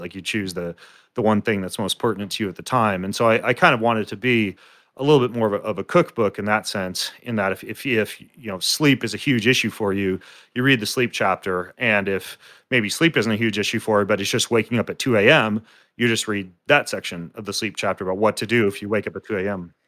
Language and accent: English; North Idaho, United States; I grew up in North Idaho